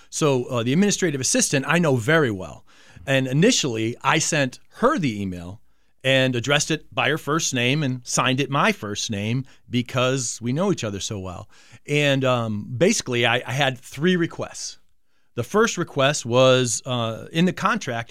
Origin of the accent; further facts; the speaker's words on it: Manchester, Connecticut, United States; moved away as an adult; also born or lived in Carson City, Nevada; grew up in Manchester, Connecticut